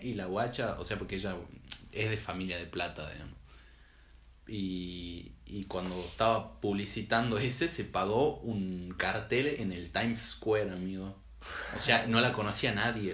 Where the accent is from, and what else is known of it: Salta, Argentina